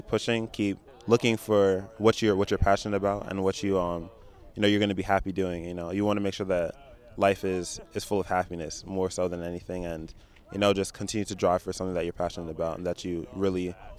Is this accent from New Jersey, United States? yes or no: yes; Burlington Township, New Jersey, United States; I'm from Burlington Township, New Jersey.